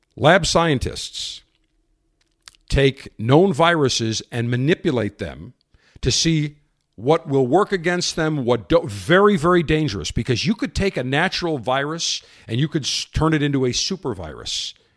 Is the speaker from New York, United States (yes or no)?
yes; Buffalo, New York, United States; now in Florida, United States; my hometown of Buffalo